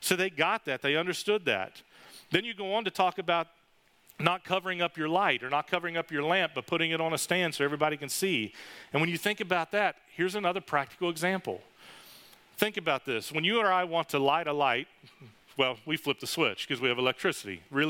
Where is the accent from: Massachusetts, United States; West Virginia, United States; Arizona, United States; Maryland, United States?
West Virginia, United States; now in Florida, United States; I grew up in West Virginia